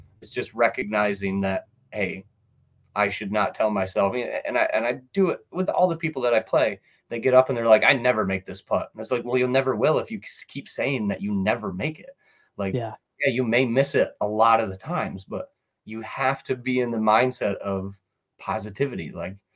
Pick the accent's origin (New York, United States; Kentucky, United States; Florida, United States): New York, United States; Sidney; born and raised on the Susquehanna